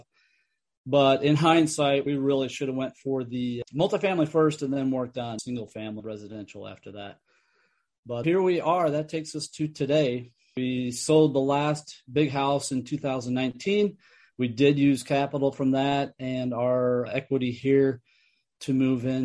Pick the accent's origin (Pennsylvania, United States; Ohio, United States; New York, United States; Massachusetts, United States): New York, United States; upstate; now in California, United States; up near my hometown where I grew up in upstate New York near my family